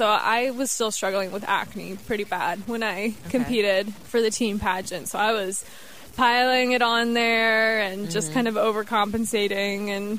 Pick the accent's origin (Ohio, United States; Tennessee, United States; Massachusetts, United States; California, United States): Ohio, United States; Cincinnati; also born or lived in Texas / Detroit; So I was born in Texas. {S0} Okay. {S1} I lived there for a year, and then we moved to Detroit. Where my brother was born, and he is 2 years younger than me. And then we moved to Ohio and lived in Cincinnati for a while, moved to Toledo, moved back to Cincinnati after that.